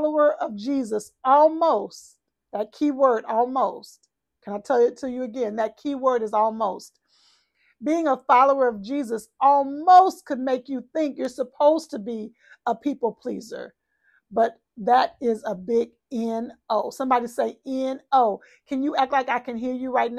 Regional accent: Texas, United States; I'm from Texas

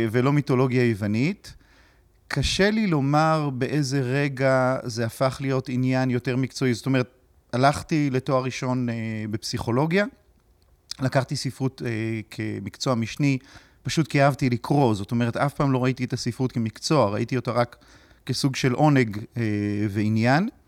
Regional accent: Kedumim, West Bank, Palestine; אני גדלתי בקדומים. אה, אבל ההורים שלי הם לא במקור מהציונות הדתית.

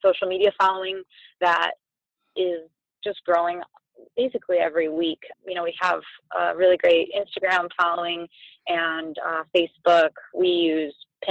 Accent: Detroit, Michigan, United States; moved away as an adult; also born or lived in New York; I grew up in Metro Detroit

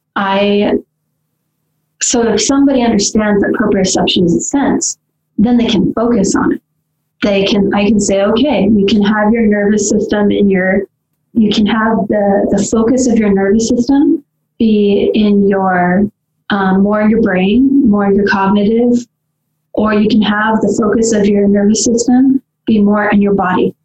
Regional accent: Southern California, United States; I grew up in Southern California

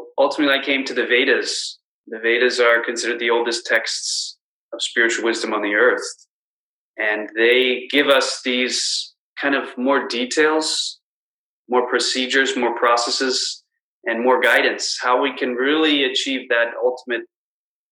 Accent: Washington, District of Columbia, United States; now in Chicago, United States; I grew up in Washington, D.C., so it was in the suburbs

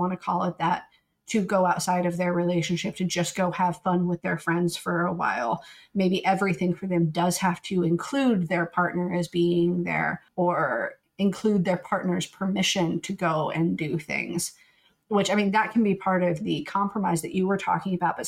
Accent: the Bible Belt, United States; we grew up in the Bible Belt

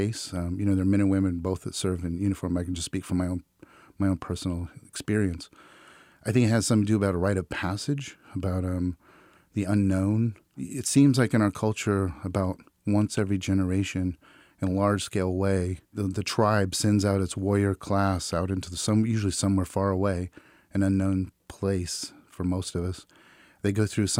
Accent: Central Valley, California, United States; also born or lived in Fresno, California; I was in Fresno, California. I'm from the Central Valley

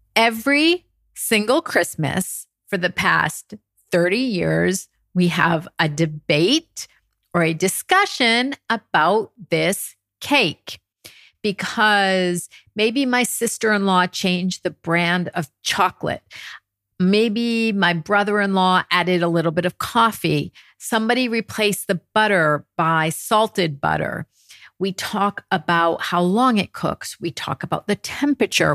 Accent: United States; moved away as an adult; now in France; my experience as an American coming to France over 30 years ago

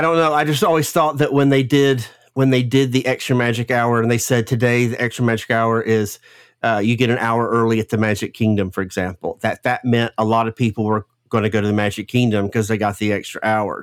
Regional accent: the South, United States; accent: Southern; growing up in the South, you know, with a, I have, I have a pretty, uh, southern, a big Southern accent

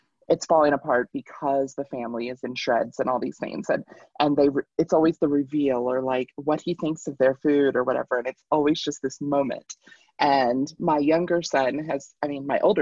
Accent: Kentucky, United States; now in Colorado, United States; I grew up in Kentucky

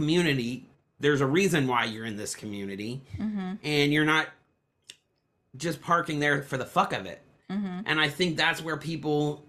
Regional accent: Florida, United States; we're from Florida

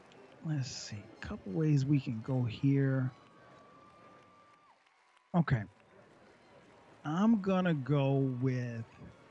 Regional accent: South Carolina, United States; I grew up in South Carolina.

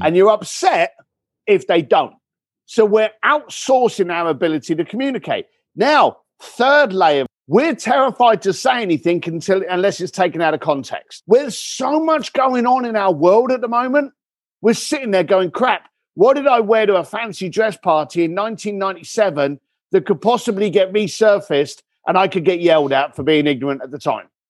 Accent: Tadley, South East England, United Kingdom; also born or lived in Reading / East London; now in Los Angeles, United States; I was born in Reading, grew up in, uh, Tadley, Basingstoke, those areas

